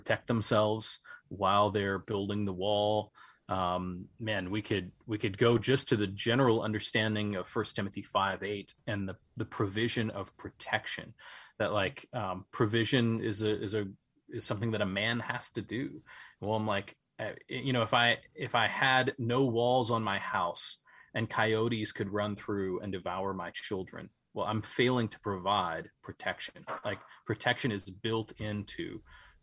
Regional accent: Charleston, West Virginia, United States; my hometown of Charleston, West Virginia

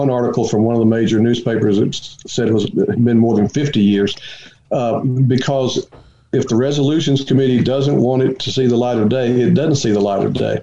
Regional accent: Beaumont, Texas, United States; now in Oklahoma, United States; I was actually born in Southeast Texas in Beaumont.

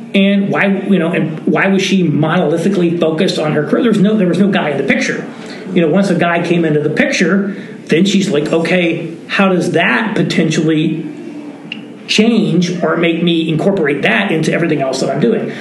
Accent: Indiana, United States; now in New York City, United States; I live in New York City, and uh, my wife is from Indiana, and so I'm from Indiana

